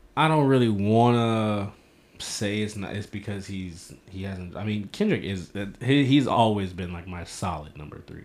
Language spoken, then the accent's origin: English; St. Louis, Missouri, United States; I am from St. Louis